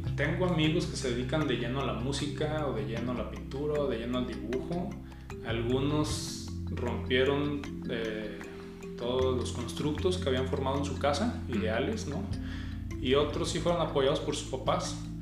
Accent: Guadalajara, Jalisco, Mexico; Nací aquí en Guadalajara. Sí, nací aquí en Guadalajara.

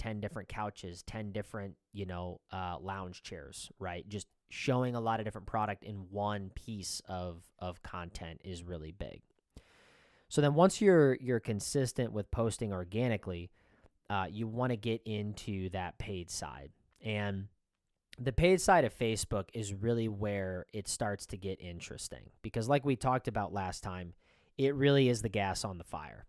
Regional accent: Iowa, United States; we're from Iowa

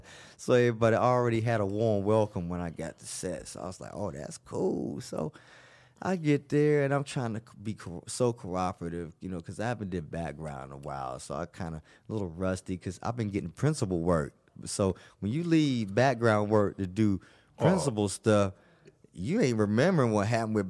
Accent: the South, United States; ma'am, I'm a Southerner. I'm from the East Coast. I talk loud.

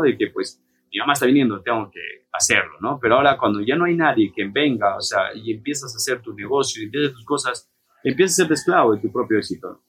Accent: Peru; now in Mexico

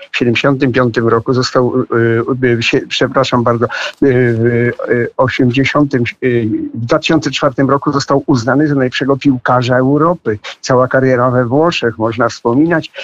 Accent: Podlaskie Voivodeship, Poland; Ja się urodziłem na Podlasiu w e, e, Polsce

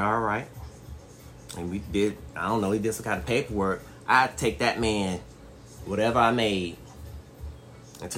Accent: Detroit, Michigan, United States; I grew up in Detroit, so in Detroit, you know, in the heart

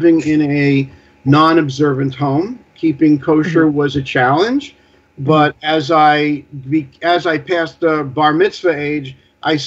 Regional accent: New York City, New York, United States; I grew up in the Bayside Whitestone area

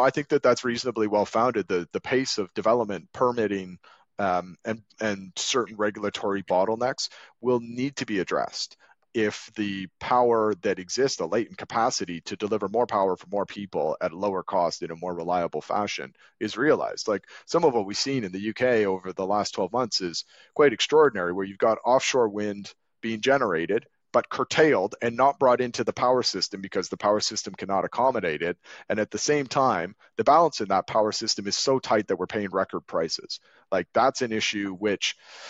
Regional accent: Canada; now in London, United Kingdom; I grew up in Canada

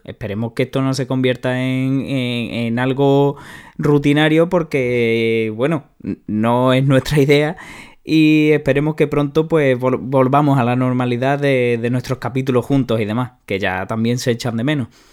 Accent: Spain; a los que somos de España

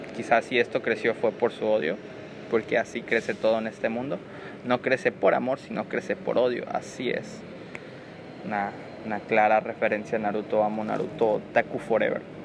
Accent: Comalcalco, Tabasco, Mexico; soy originario de Comalcalco, Tabasco

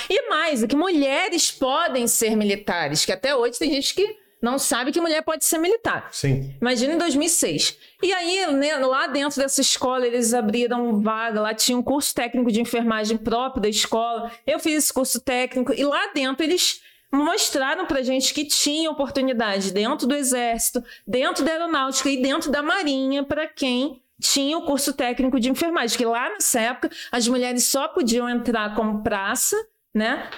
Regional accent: Rio de Janeiro, Brazil; eu sou da Ilha do Governador

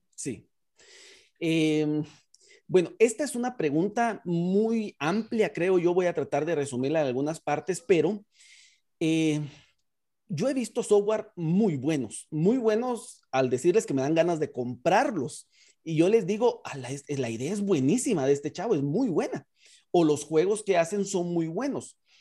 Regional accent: Guatemala; en Guatemala le hacemos de todo, pero es una de las ventajas del guatemalteco

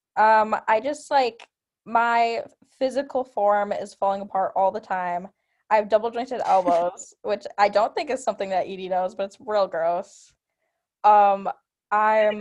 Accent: Milwaukee, Wisconsin, United States; I'm from Milwaukee, Wisconsin

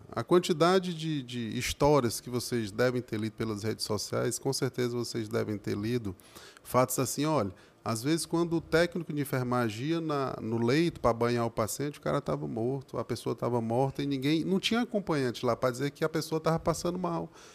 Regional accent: Crateús, Ceará, Brazil; now in Horizonte, Brazil; quando eu era um moleque, lá em Crateus, eu sou natural de Crateus

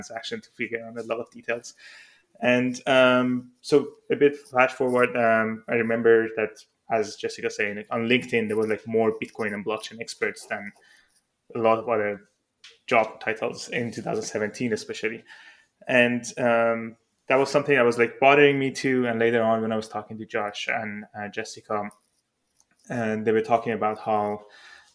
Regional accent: Iran; moved away; I'm originally from Iran

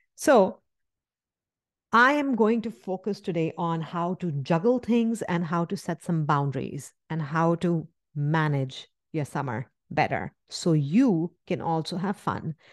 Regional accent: India; moved away; where I come from India

